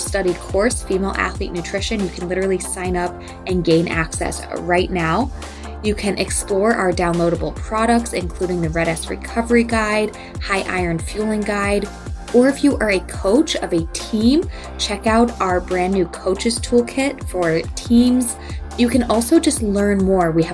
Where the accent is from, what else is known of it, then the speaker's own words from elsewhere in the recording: Massachusetts, United States; moved away; I grew up in Massachusetts, so I got to watch Boston many, many years. I don't live there now though